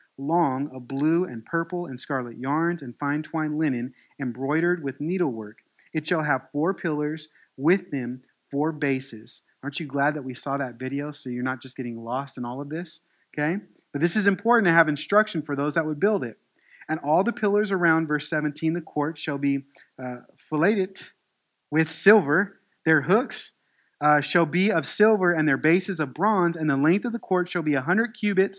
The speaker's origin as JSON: {"language": "English", "country": "United States", "accent": "American; Southern twang"}